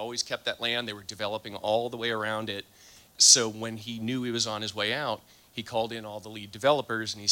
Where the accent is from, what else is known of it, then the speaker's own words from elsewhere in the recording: Columbus, Ohio, United States; I'm from Columbus, Ohio